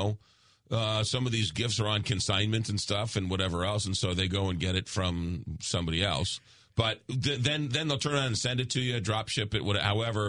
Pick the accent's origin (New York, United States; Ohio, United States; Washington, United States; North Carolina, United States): New York, United States; accent: New York; now in St. Louis, United States; my New York accent